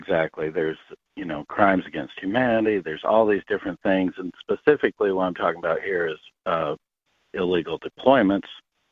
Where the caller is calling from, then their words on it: South Dakota, United States; I'm calling from South Dakota